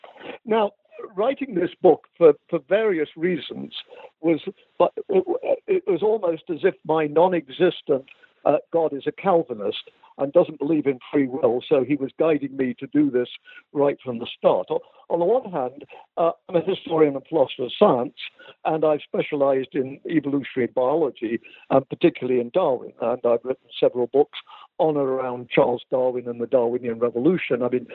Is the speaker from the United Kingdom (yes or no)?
yes; England, United Kingdom; moved away; I was born in England. I was born in England, actually, in 1940. In the British Midlands, I think a day after France surrendered to the Germans, or a day before. And I was brought up in the Midlands in England.